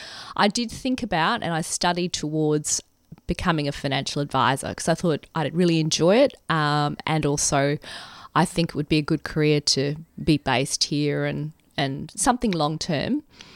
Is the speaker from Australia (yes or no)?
yes; Brisbane, Queensland, Australia; moved away as an adult; also born or lived in Sydney; I grew up in Brisbane, and at the age of 23, I left for Sydney as a junior economist at New South Wales Treasury Corporation. I was there for 5 years.